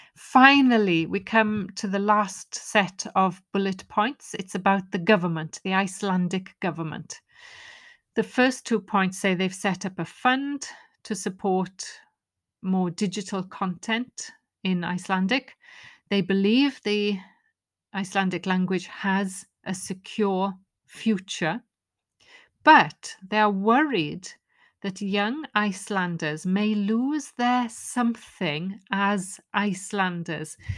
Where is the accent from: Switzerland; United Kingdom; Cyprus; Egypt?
United Kingdom; Wales; first language Welsh; English is a second language; my first language, which is Welsh